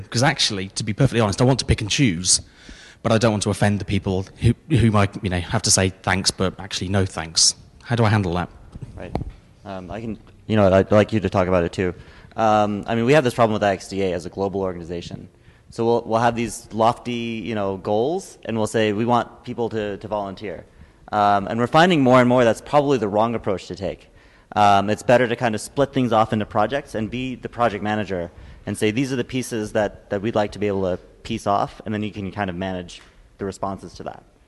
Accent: United Kingdom; I'm a Brit

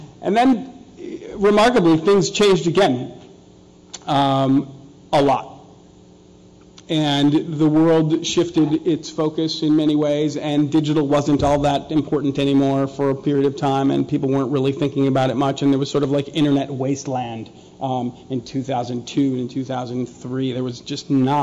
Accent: Minneapolis, Minnesota, United States; also born or lived in New York; now in Texas, United States; I'm from Minneapolis, so pop is what we use, but in New York they call it soda, in Texas they call it soda, that's where I'm from now

